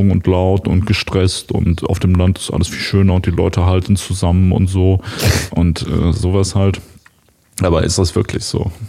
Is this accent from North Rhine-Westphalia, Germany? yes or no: yes; North Rhine-Westphalia, Germany; eine Kleinstadt, die an Wuppertal grenzt quasi. Genau. Und da, wo ich aufgewachsen bin, ist so vielleicht so ein Kilometer von der Wuppertaler Grenze entfernt.